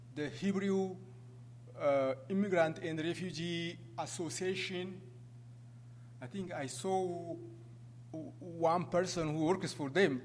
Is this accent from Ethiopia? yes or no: yes; Ethiopia; moved away as an adult; now in United States; I came from that country, but I ran away from that country because I was, uh, I was chased by, you know, uh, dictators in, in my country. Uh, I came to the U.S.